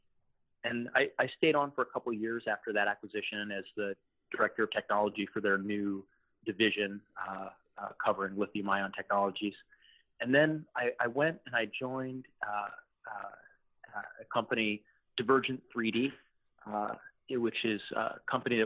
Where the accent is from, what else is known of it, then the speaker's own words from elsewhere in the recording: Los Angeles, California, United States; I'm originally from Los Angeles